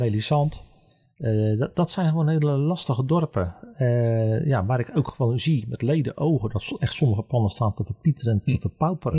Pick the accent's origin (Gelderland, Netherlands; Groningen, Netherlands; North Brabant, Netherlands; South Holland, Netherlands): South Holland, Netherlands; Vlaardingen; in mijn geboortestad Vlaardingen